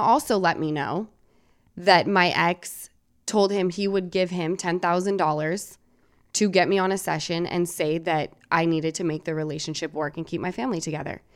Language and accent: English; Salt Lake City, Utah, United States; moved away as an adult; I'm from Salt Lake City, Utah.